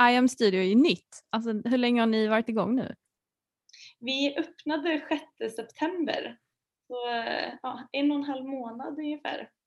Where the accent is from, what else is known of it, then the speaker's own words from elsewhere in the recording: Vara, Västra Götaland, Sweden; now in Stockholm, Sweden; Eh, jag kommer från Vara i Västergötland, mm-hmm. jätteliten mm. ort. Eh, flyttade till Stockholm för typ 11 år sedan kanske.